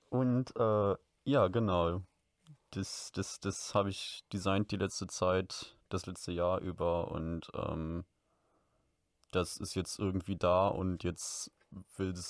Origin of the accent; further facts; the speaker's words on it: Cologne, North Rhine-Westphalia, Germany; ich komme aus Kölle, ähm, bin 22 Jahre alt